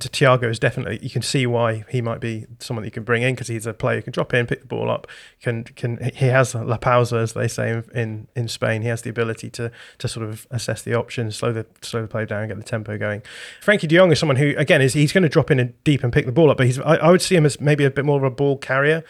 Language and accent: English; Bradford, Yorkshire and the Humber, United Kingdom; I was born in Bradford